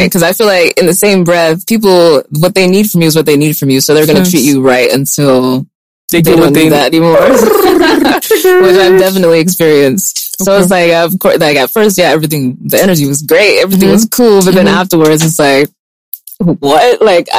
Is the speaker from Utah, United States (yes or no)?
yes; Utah, United States; I'm from Utah because my parents are, they're from Côte d'Ivoire and they had friends, and the same story every single day.